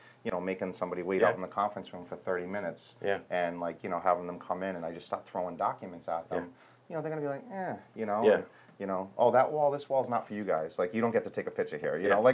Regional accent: Providence, Rhode Island, United States; also born or lived in Warwick, Rhode Island; You know, I grew up in Providence, and, you know, lived in different cities

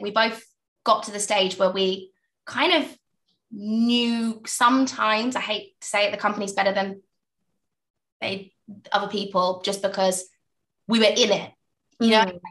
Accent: Essex, East of England, United Kingdom; also born or lived in East London / South London; now in London, United Kingdom; i was born in East London, raised in Essex, you know, in a little village

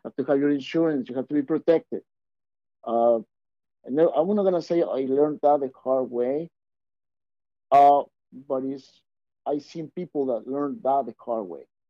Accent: Mexico; I'm Mexican. You guys haven't picked up my accent.

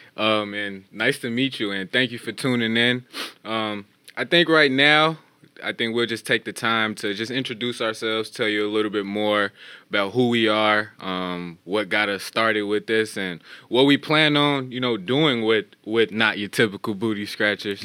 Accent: Chicago, Illinois, United States; from the Chicagoland area, born and raised

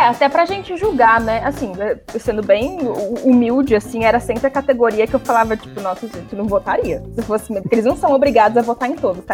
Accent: Brazil; como brasileiros

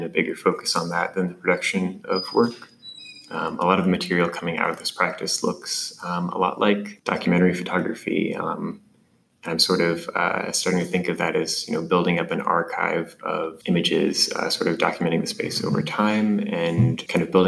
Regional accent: Hutchinson, Kansas, United States; moved away as an adult; also born or lived in Iowa; now in Omaha, United States; I grew up in Hutchinson, Kansas.

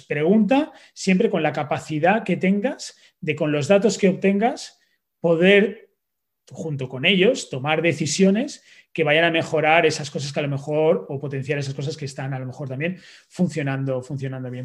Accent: Valencian Community, Spain; como buen valenciano, pues tomo eh, mis naranjas y mis mandarinas

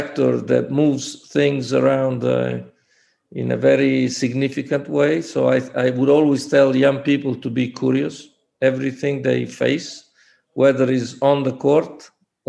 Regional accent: Forlì, Emilia-Romagna, Italy; moved away as an adult; also born or lived in Treviso / Istanbul; Forlì, my hometown

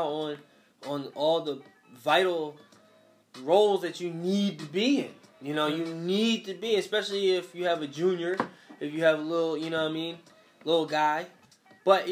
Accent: Philadelphia, Pennsylvania, United States; growing up in West Philly in the 90s was rough.

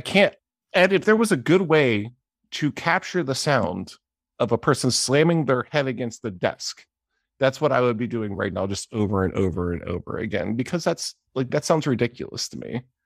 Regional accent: Johnstown, Pennsylvania, United States; I grew up in Johnstown, Pennsylvania

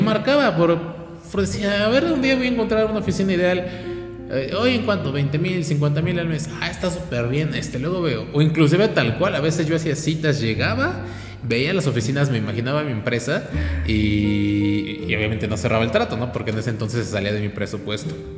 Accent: Mexico; Nosotros como mexicanos

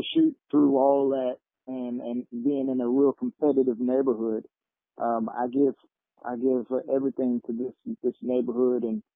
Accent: Biloxi, Mississippi, United States; I always give recognition to my neighborhood that I grew up in. And, Cedar Grove. I'm from Mississippi, Biloxi, Mississippi

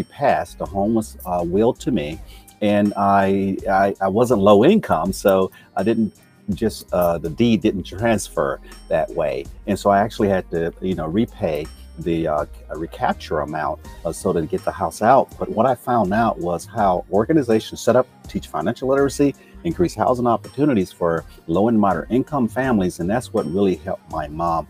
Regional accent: Camden, Arkansas, United States; moved away as an adult; I'm originally from Camden, Arkansas

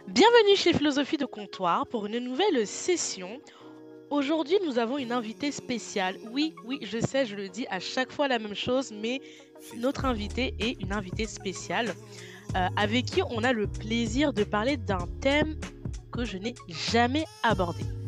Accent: France; moved away; je suis française, même si je ne vis plus en France

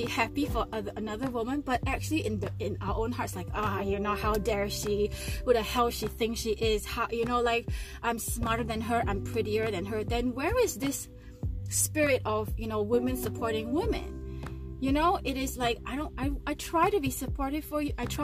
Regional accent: Singapore; Because I'm Chinese, I grew up in Singapore.

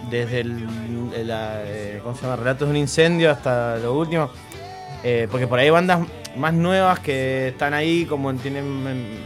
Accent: Mendoza, Argentina; also born or lived in Buenos Aires; ya que soy mendocino

